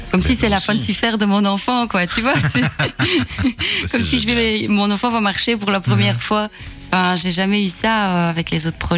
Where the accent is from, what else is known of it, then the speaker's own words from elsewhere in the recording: Hainaut, Wallonia, Belgium; je viens du Hainaut, donc j'ai joué aussi beaucoup ici euh, dans le passé. Donc, euh, commencer ici, c'est mhm. presque commencer à la maison